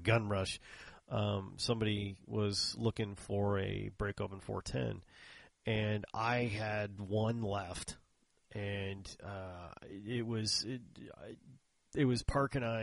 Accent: Texas, United States; I'm in from Texas

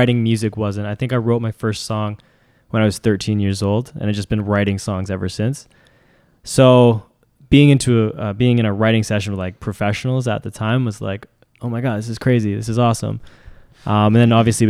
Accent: Vancouver, British Columbia, Canada; Vancouver, born and raised in Vancouver

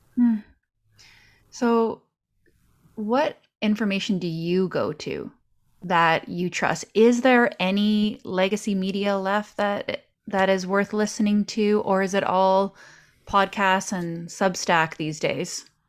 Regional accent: Canada

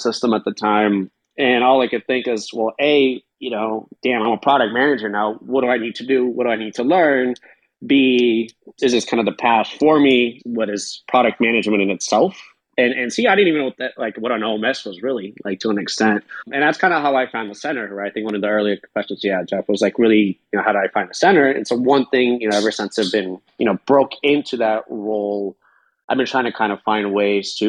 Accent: Belarus; also born or lived in California; now in United States; I'm from Belarus

